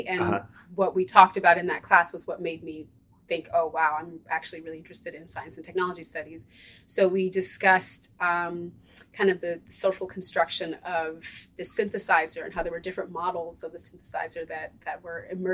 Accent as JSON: {"language": "English", "town": "Ithaca", "region": "New York", "country": "United States", "tie": "born or raised there", "moved": "as an adult", "lives_now": "Philadelphia, United States", "said": "I was raised in Ithaca"}